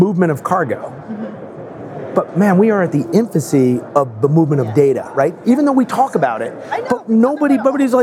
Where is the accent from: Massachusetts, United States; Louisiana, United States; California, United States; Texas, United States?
Massachusetts, United States; Boston; I'm from Boston